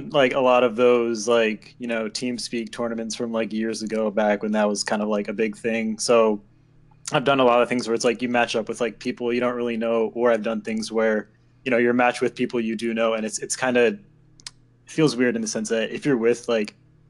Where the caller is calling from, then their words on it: Pennsylvania, United States; I'm calling from Pennsylvania.